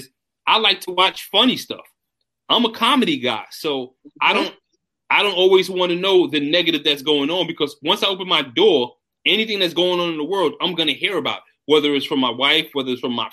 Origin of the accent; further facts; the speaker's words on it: New York City, New York, United States; I'm from Brooklyn